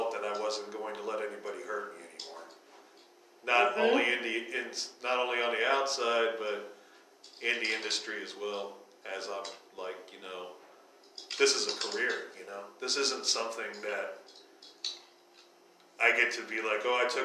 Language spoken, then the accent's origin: English; Northeast Ohio, United States; moved away; growing up in Northeast Ohio, it's fucking violent there